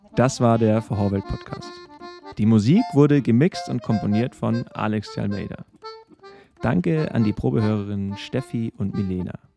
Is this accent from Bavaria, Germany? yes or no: yes; Regensburg, Bavaria, Germany; in meiner Heimatstadt, in Regensburg